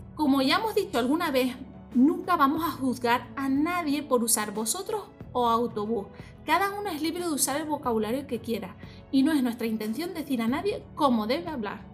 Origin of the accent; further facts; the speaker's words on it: Tenerife, Canary Islands, Spain; seamos de Tenerife